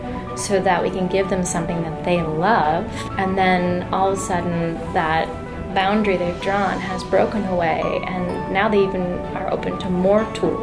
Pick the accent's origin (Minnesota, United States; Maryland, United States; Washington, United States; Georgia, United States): Minnesota, United States; born or raised there